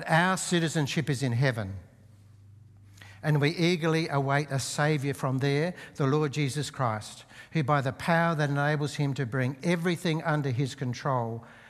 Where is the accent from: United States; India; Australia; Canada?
Australia; as Australian citizens